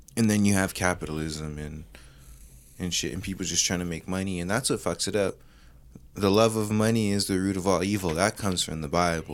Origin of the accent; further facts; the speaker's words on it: Hawaii, United States; as a Hawaiian